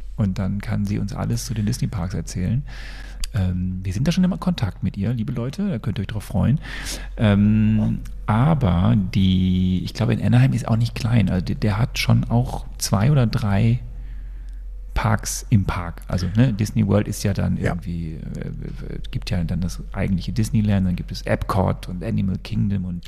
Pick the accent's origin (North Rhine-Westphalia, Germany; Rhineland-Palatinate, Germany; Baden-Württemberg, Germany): North Rhine-Westphalia, Germany; Sonsbeck; moved away; Aus meinem Heimatdorf, wo ich herkomme, Sonsbeck